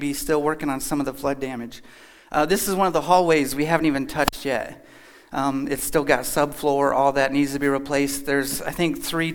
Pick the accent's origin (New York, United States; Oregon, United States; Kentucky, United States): Kentucky, United States; Lived in Kentucky, born and raised.